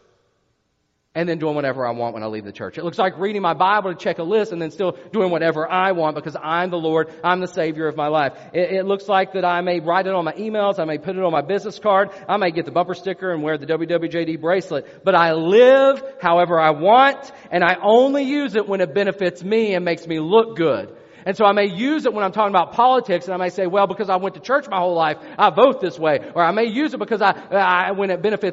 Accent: West Virginia, United States; I'm from West Virginia.

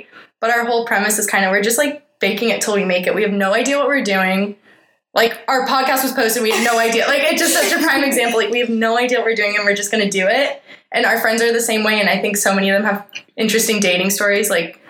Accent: Dallas, Texas, United States; now in New York, United States; I was at home in Dallas

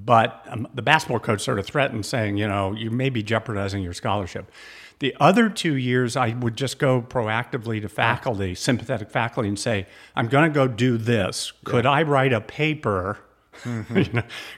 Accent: California, United States; I grew up in Southern California.

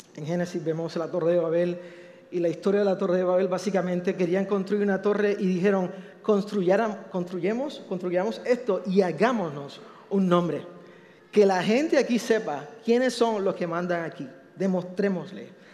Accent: Puerto Rico; yo soy boricua

